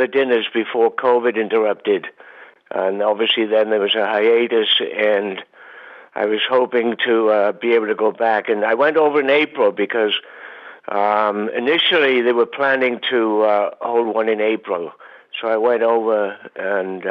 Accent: Swansea, Wales, United Kingdom; moved away as an adult; also born or lived in Leeds / Chesham; now in Massachusetts, United States; I was from Swansea

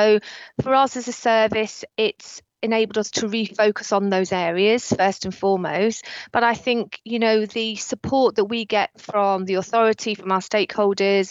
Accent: Buckinghamshire, Berkshire area, South East England, United Kingdom; moved away as an adult; also born or lived in Merseyside; I was from the Buckinghamshire, Berkshire area

